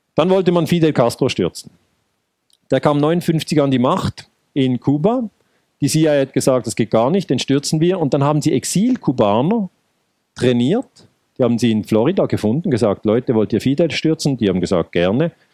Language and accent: German; Ticino, Switzerland; Ich bin im Tessin geboren